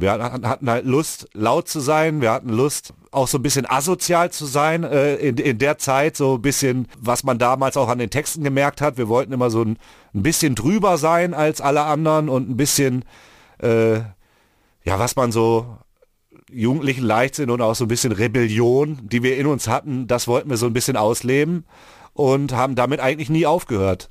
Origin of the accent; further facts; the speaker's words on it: Mülheim an der Ruhr, North Rhine-Westphalia, Germany; hier ist ja der Ort, wo ich aufgewachsen bin.